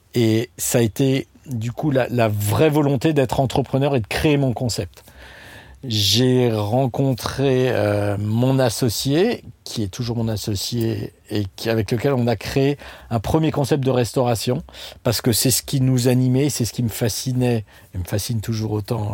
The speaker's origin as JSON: {"language": "French", "town": "Strasbourg", "region": "Grand Est", "country": "France", "said": "je viens de Strasbourg"}